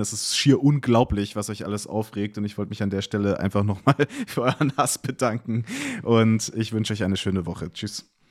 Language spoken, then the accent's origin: German; Munich, Bavaria, Germany; also born or lived in Duisburg; ich bin in München aufgewachsen